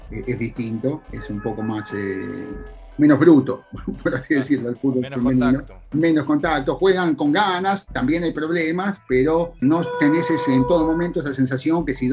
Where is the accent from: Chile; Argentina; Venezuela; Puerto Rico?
Argentina; now in United States; yo soy argentino, eh, por un tiempo muy grande yo era argentina caminando en Estados Unidos. Yo era argentino, yo, soy argentino